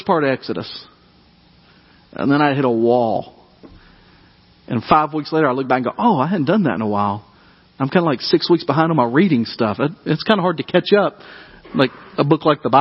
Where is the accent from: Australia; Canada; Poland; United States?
United States; Dyersburg, Tennessee; when I was growing up in Dyersburg, Tennessee